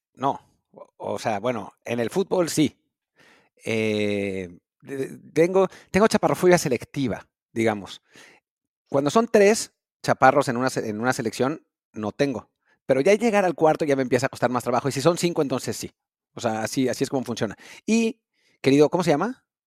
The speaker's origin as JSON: {"language": "Spanish", "country": "Mexico", "said": "como mexicanos"}